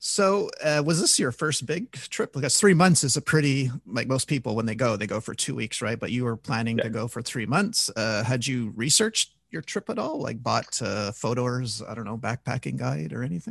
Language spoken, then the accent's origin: English; Canada; I'm from Canada.